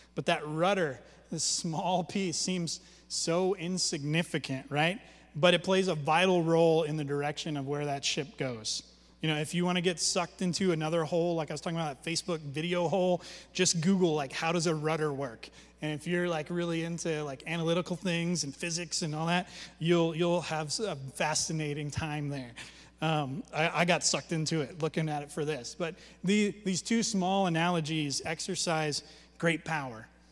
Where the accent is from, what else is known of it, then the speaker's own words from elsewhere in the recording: Alaska, United States; when I was a kid growing up in Alaska